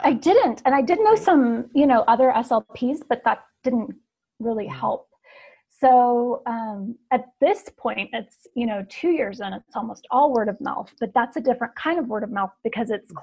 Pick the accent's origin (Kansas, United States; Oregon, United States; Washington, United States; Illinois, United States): Oregon, United States; Portland; now in Ashland, United States; I am originally from Portland, Oregon